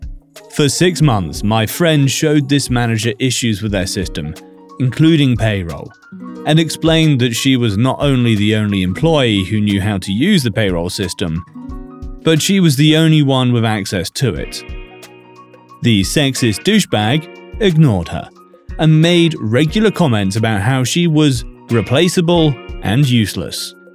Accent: Ecuador; Back when I was 10 years old, my family decided to take a visit to my hometown of Ecuador.

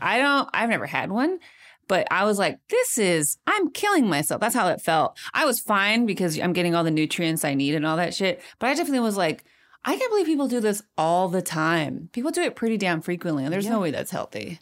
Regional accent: Modesto, California, United States; now in Chicago, United States; Modesto, California, my hometown

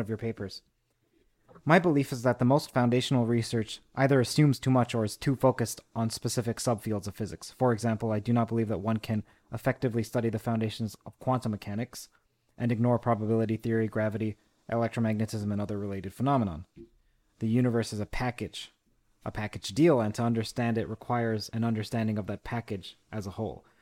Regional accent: Toronto, Ontario, Canada; from U of T, my hometown, my bailiwick

